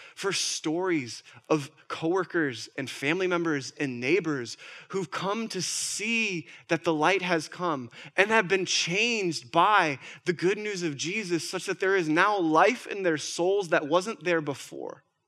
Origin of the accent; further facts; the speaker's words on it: Minnesota, United States; I'm from Minnesota.